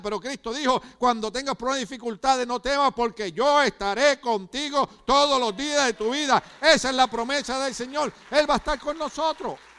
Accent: Ponce, Puerto Rico; moved away; Yo soy de la playa de Ponce, Puerto Rico

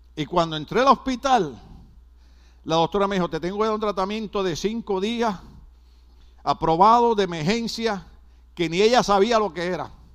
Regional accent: Puerto Rico; yo soy boricua

